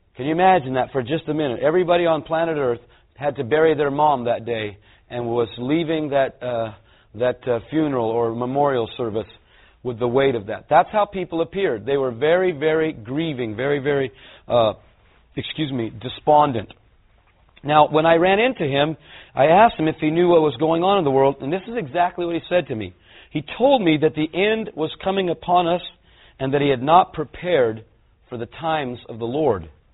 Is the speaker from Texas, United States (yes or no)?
no; California, United States; I'm a Californian